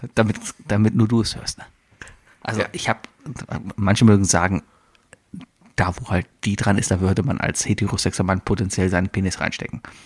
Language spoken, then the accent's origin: German; Germany; first language German; als Deutscher, als Muttersprachler